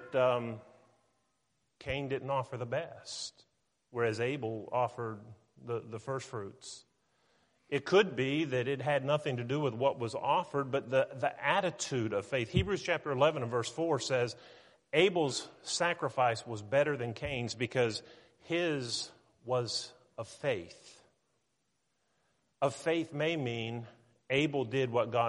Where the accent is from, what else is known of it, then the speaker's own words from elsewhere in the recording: Weirton, West Virginia, United States; now in Tennessee, United States; I was born in Weirton, West Virginia